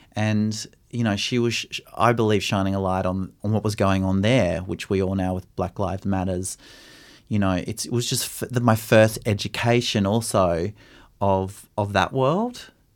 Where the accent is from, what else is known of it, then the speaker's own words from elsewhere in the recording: Brisbane, Queensland, Australia; growing up in Brisbane in the eighties and nineties